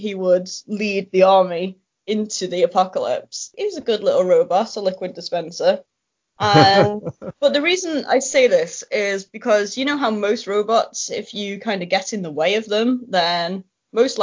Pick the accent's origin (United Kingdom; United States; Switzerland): United Kingdom; Warrington, North West England; born or raised there